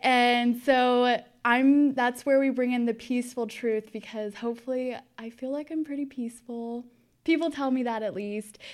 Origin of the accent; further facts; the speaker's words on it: Austin, Texas, United States; I am from Austin, Texas.